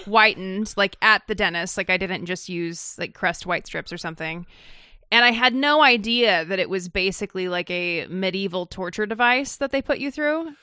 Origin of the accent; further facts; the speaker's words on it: Idaho, United States; moved away; also born or lived in California; I was born in California and spent most of my formative years in Idaho